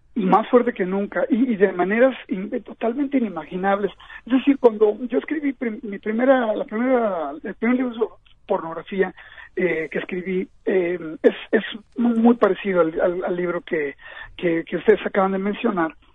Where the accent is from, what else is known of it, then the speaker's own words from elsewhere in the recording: Mexico; moved away as an adult; now in New York, United States; yo nací en México